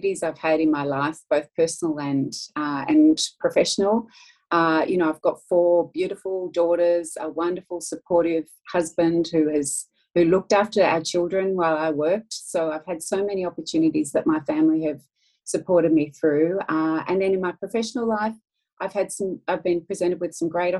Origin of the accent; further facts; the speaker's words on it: Melbourne, Victoria, Australia; I'm from Australia, as you can probably hear